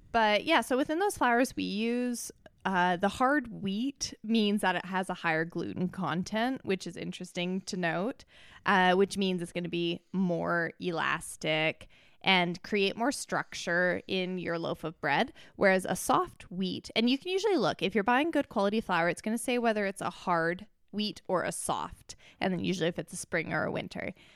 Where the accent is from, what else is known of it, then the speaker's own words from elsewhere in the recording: Canada; I'm from Canada.